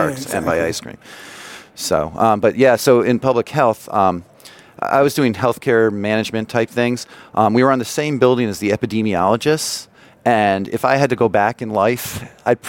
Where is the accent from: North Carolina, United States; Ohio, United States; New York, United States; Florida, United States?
North Carolina, United States; I'm from North Carolina